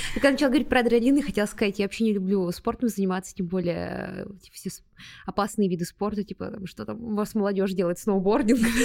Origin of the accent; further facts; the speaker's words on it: Ulan-Ude, Buryatia, Russia; moved away; в моем родном городе, в Улан-Удэ, был такой парк Орешково.